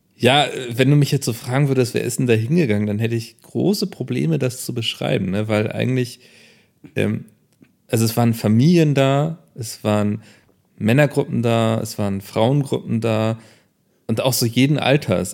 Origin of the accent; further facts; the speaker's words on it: Northern Germany, Germany; für mich als Norddeutscher